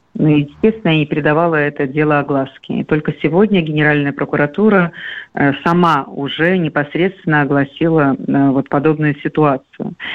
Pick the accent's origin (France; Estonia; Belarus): Belarus; now in Russia; я, конечно, рожденная в Беларуси, я белоруска по рождению